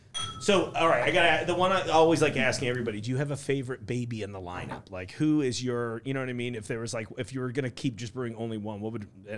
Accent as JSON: {"language": "English", "region": "East Coast", "country": "United States", "tie": "born or raised there", "moved": "yes", "lives_now": "Hamilton, United States", "said": "growing up on the East Coast"}